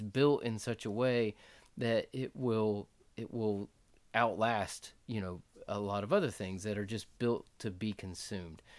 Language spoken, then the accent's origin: English; North Florida, United States; moved away as an adult; also born or lived in Costa Rica / Ecuador / Mendoza, Argentina / North Carolina; now in Clinton, South Carolina, United States; we're from Florida, North Florida